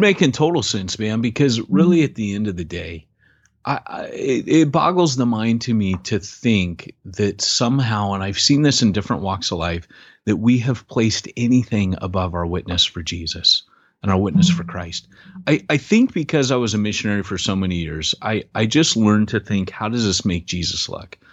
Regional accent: United States; moved away as an adult; also born or lived in Britain; I'm an American

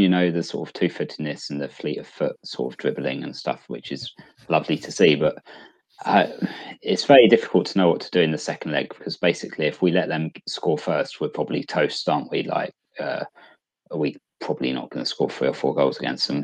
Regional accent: England, United Kingdom; as a English football fan

